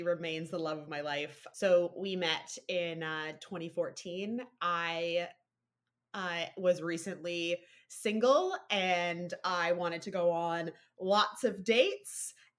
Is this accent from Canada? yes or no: yes; Ontario, Canada; No, I actually grew up in Ontario, outside of Toronto, quite rurally, actually.